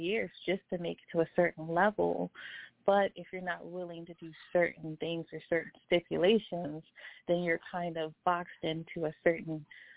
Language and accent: English; Baltimore, Maryland, United States; born or raised there; moved away as an adult; now in Atlanta, United States